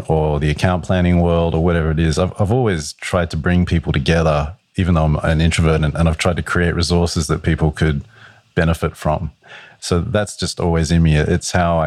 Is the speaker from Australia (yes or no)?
yes; Australia; moved away as an adult; now in New York, United States; I'm an Australian. I've been in New York for 11 years.